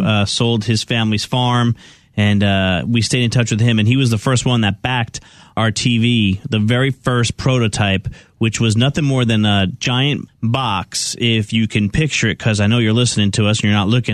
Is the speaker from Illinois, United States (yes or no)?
no; California, United States; I was driving back from South Carolina to my home state of California.